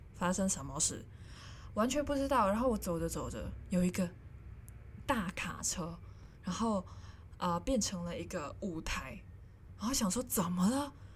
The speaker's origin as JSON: {"language": "Chinese", "country": "Hong Kong", "also_born_or_lived": "Japan", "first_language": "Cantonese", "second_language": "Chinese", "moved": "as an adult", "lives_now": "Taiwan", "said": "我是香港人，我来到台湾"}